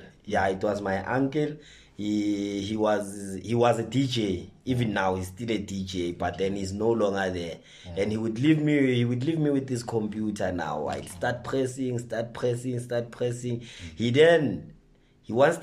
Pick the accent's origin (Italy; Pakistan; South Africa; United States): South Africa; Soweto, Gauteng; I was born in Soweto, grew up in Soweto, and I'm still in Soweto